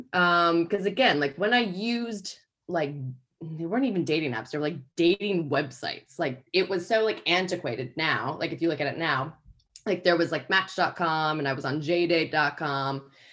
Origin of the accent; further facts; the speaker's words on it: United States; moved away as an adult; now in England; can gather that I'm American, but have lived here for 10 years and can't kick it. But the more that I drink, the more kind of English British I sound.